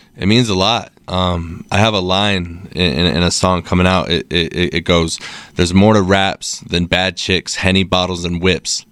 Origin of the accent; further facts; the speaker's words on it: Salt Lake City, Utah, United States; Born and raised eight oh one, shout out. Uh, moved around a little bit throughout, uh, elementary, but been here since middle school, so fifteen years now. Um, yeah, Salt Lake's my home, never leaving